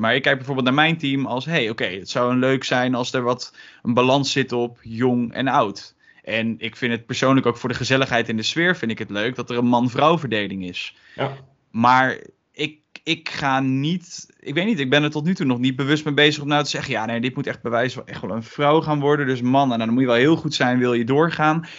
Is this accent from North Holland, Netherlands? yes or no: no; Gelderland, Netherlands; komend uit Gelderland